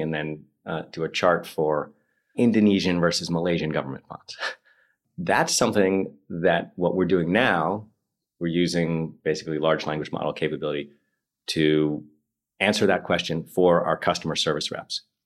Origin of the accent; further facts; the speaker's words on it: New York, United States; moved away as an adult; also born or lived in Moscow; now in London, United Kingdom; Speaking as an American